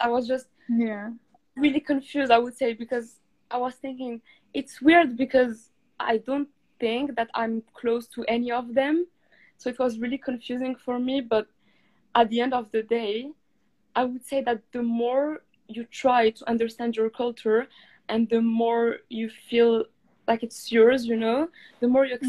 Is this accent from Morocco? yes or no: yes; Morocco; To be honest with you, I started thinking about my culture more when I was in the UK than in Morocco.